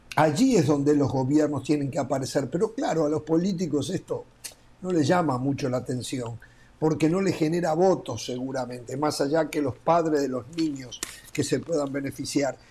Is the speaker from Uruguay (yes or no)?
yes; Uruguay; En mi país, un país de 3.300.000 habitantes